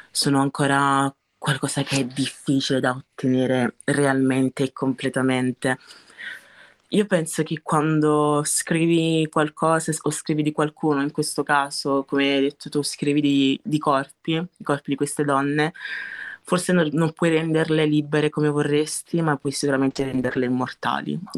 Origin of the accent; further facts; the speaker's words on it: Italy; La verità è che non posso essere solo italiana perché, perché io sono anche nigeriana, sono anche nigeriana anche solo per background, perché lo sono i miei genitori